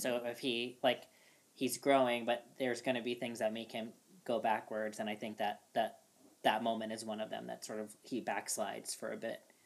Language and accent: English; New York City, New York, United States; I'm born and raised in Brooklyn